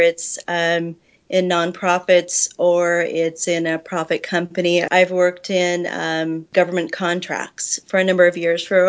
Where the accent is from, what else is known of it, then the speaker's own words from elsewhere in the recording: California, United States; moved away as an adult; now in Sugar Land, United States; We're not from here originally. We're from California. Well, I'm from California.